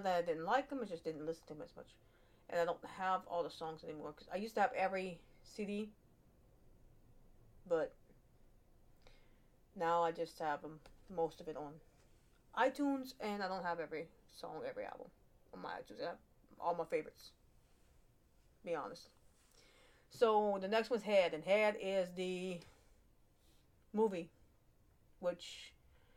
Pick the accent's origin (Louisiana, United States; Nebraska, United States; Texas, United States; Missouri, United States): Louisiana, United States; I'm from Louisiana. Sometimes I just speak fast, and I'm a southern woman.